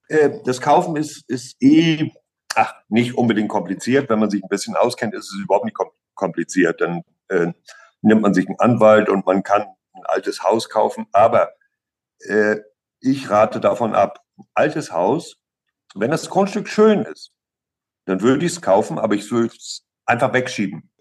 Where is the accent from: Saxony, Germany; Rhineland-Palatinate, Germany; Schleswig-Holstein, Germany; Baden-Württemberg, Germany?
Schleswig-Holstein, Germany; Flensburg; moved away as an adult; now in Crete, Greece; aus der Nähe von Flensburg, ja. An der Ostsee aufgewachsen und in Flensburg zur Schule gegangen und seit 29 Jahren auf Kreta